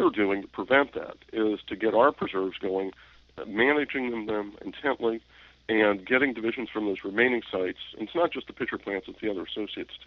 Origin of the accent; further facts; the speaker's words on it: Northern Virginia, United States; I grew up in Northern Virginia